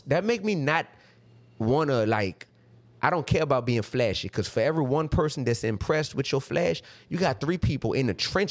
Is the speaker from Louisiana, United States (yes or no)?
yes; New Orleans, Louisiana, United States; But I'm from New Orleans, Louisiana, bro.